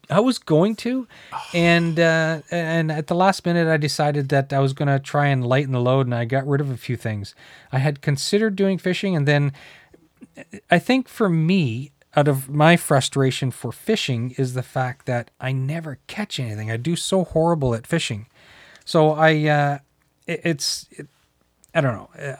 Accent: New Brunswick, Canada; now in Ontario, Canada; I grew up in New Brunswick

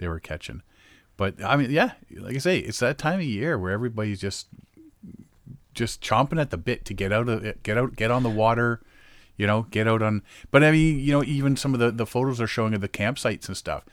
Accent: Moosonee, Ontario, Canada; moved away; when I grew up in Moosonee

